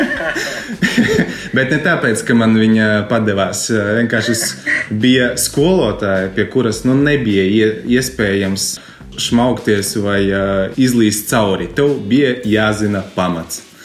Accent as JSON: {"language": "Latvian", "town": "Preiļi", "region": "Latgale", "country": "Latvia", "said": "Esmu no Preļiem, no supermazas eh, foršas pilsētiņas, kuras ļoti mīlu."}